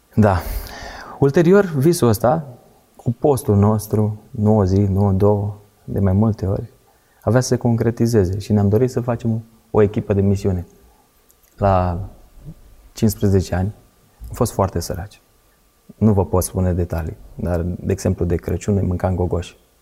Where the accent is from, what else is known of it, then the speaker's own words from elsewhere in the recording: Pitești, Argeș, Romania; Eu mă trag din Pitești, ne-am mutat înapoi în Pitești